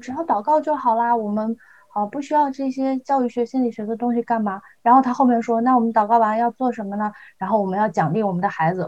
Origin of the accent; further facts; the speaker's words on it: Shandong, China; moved away as an adult; also born or lived in Ontario; now in Canada; 我是山东人嘛，山东人都很能读书啊，我在我们山东最好的那个省重点